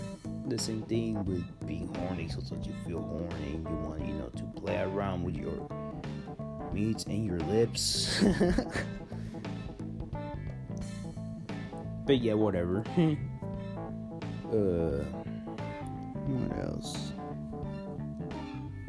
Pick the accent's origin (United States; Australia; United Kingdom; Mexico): Mexico; Chihuahua; I am Hispanic, I'm Mexican. I'm fully blooded Mexican. I was born in Chihuahua, Mexico, 17 years ago